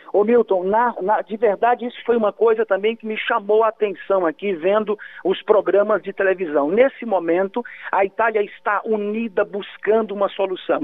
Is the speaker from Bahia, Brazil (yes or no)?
yes; Vitória da Conquista, Bahia, Brazil; now in Italy; Vitória da Conquista Minha Porreta, minha cidade natal que eu amo